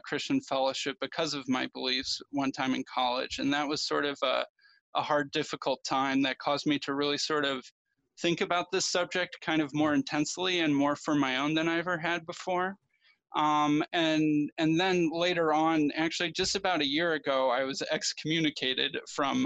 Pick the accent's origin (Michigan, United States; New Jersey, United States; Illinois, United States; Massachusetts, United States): Illinois, United States; Chicago; I grew up in the Chicago area